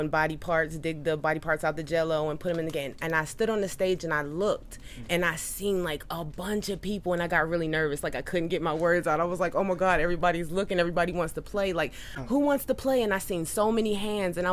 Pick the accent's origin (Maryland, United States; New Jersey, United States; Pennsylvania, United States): Maryland, United States; Baltimore; also born or lived in Atlanta, Georgia; now in California, United States; I'm originally from Baltimore, Maryland